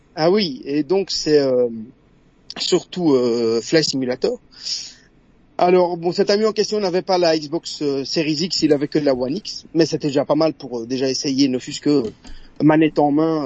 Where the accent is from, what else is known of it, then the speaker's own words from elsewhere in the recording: Brussels, Brussels-Capital Region, Belgium; accent: Belgian; Alors moi, je suis de Bruxelles, en Belgique.